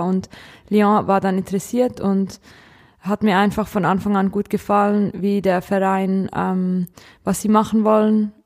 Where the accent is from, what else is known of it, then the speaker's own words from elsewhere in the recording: Kriens, Lucerne, Switzerland; ich komme aus der Schweiz